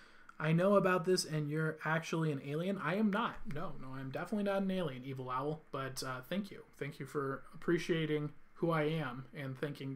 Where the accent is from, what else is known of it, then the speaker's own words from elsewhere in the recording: California, United States; I came from California, also known as Hell, which is the just the worst state in the whole country.